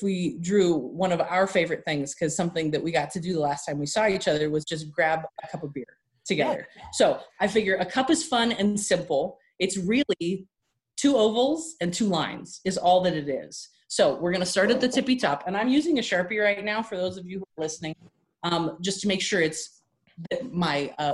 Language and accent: English; California, United States; moved away as an adult; now in Colorado, United States; I'm originally from California, moved to Colorado about 3 years ago